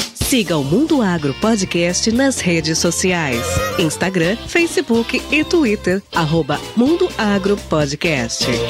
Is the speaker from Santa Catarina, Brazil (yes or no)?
no; São João da Boa Vista, São Paulo, Brazil; Eu sou natural aqui de São João da Boa Vista, interior de São Paulo